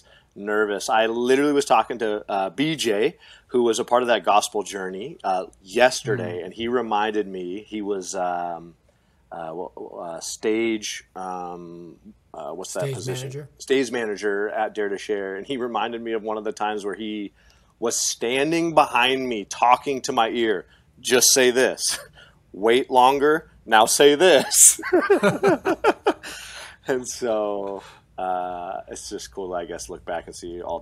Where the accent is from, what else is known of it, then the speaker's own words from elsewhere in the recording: Pacific Northwest, United States; moved away; I come from the Pacific Northwest